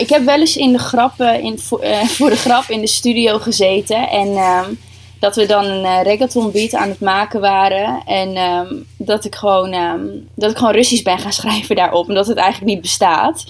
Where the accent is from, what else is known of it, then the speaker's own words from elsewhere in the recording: Groningen, Netherlands; Ik kom uit Groningen.